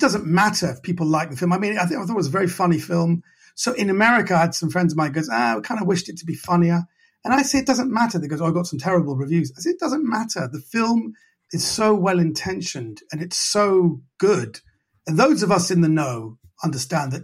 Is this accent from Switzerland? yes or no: no; England, United Kingdom; I'm born and raised here